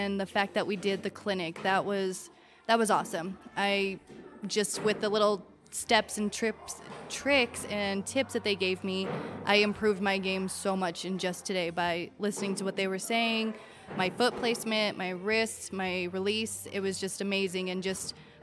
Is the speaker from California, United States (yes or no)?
no; La Junta, Colorado, United States; La Junta, Colorado